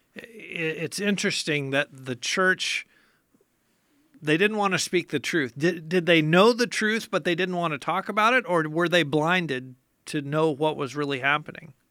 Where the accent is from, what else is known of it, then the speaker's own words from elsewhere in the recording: United States; as an American